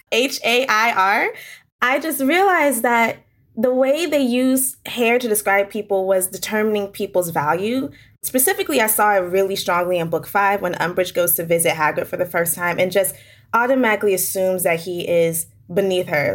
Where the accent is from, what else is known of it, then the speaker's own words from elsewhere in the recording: Hampton, Virginia, United States; I'm from Virginia. I'm from Hampton, Virginia.